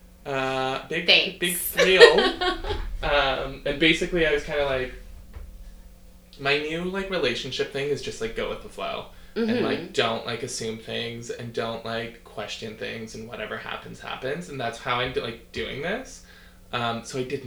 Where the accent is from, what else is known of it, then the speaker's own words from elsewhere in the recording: Canada; I'm so Canadian